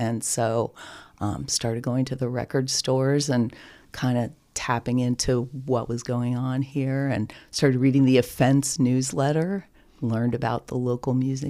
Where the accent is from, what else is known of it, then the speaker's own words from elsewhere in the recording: outside of New York City, United States; moved away as an adult; now in Columbus, United States; I grew up outside of New York City